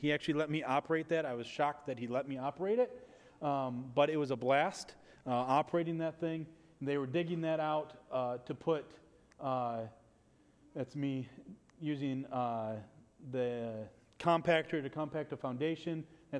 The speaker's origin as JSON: {"language": "English", "country": "United States", "said": "I'm from America"}